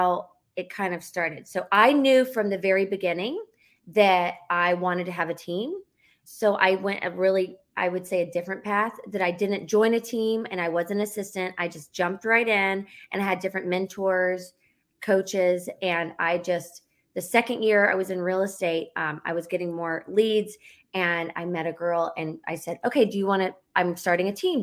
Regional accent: Charlotte, North Carolina, United States; moved away as an adult; now in Los Angeles, United States; I am from North Carolina, from Charlotte, and I live in Los Angeles. I've lived here over 15 years

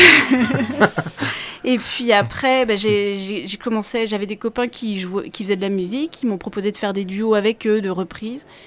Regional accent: Angers, Pays de la Loire, France; moved away as an adult; also born or lived in Paris; j'habitais Paris, j'ai quitté Paris pour revenir m'installer à Angers, parce que je suis originaire d'Angers

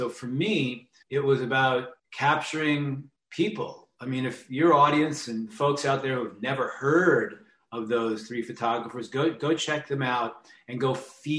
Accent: New York City, New York, United States; moved away as an adult; also born or lived in Manhattan, New York; now in Nashville, United States; I'm from New York. I'm originally from Staten Island, New York, beautiful Staten Island, New York

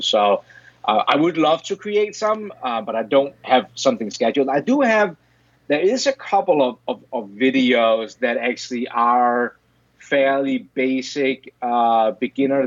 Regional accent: Denmark; moved away as an adult; now in Rochester, United States; I'm originally from Denmark. That's where the weird accent and, and weird name comes from

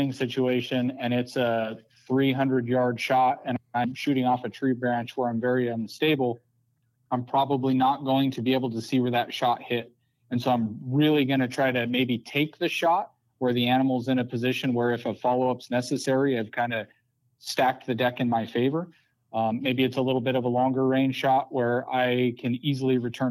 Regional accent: Colorado, United States; moved away; I grew up in Colorado

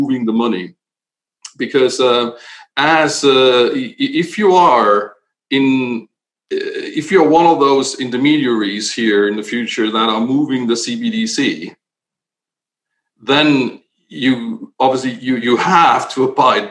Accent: Germany; I'm coming from Germany, so in my home country here

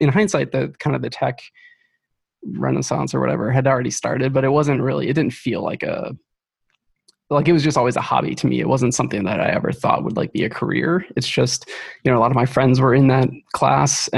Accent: Ohio, United States; moved away as an adult; now in Seattle, United States; I grew up in Ohio, and I moved out here about 8 years ago

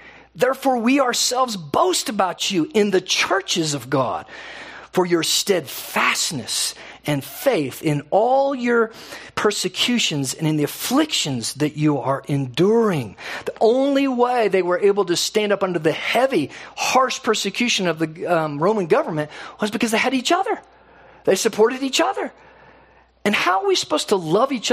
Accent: United States; we are so American

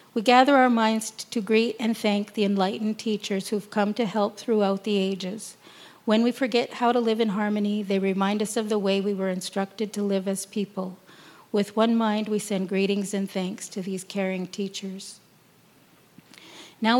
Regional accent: Tyendinaga, Ontario, Canada; I'm from Gundege, and that is where I live. You might know it as Tayendanega

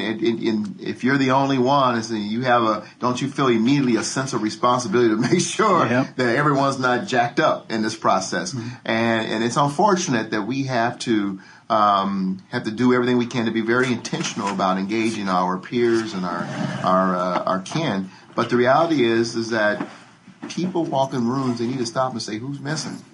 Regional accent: Denver, Colorado, United States; I grew up in Denver. I'm the youngest of 10 children

